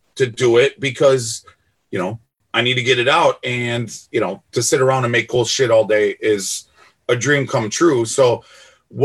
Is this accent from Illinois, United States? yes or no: yes; Melrose Park, Illinois, United States; I grew up in Melrose and Stone Park